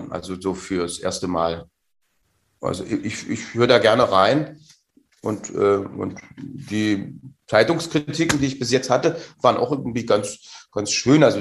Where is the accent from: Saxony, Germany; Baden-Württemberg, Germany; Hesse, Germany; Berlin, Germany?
Saxony, Germany; aber mir hat es als Sachse geholfen, diese Vokalverschiebung äh, äh, zu hören den ganzen Tag.